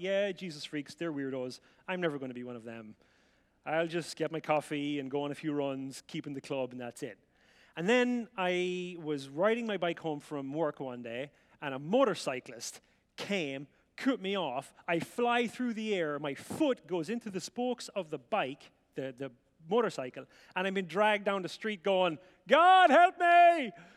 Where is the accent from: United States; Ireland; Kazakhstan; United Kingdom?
Ireland; County Offaly; moved away; I grew up in rural Ireland in a place called County Offaly, which is in the Republic, and it's right in the middle.